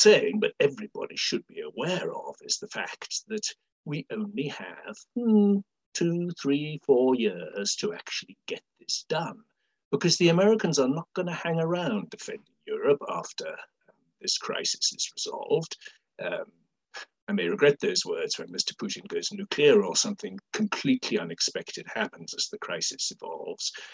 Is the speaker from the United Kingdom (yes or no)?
yes; United Kingdom; as a Brit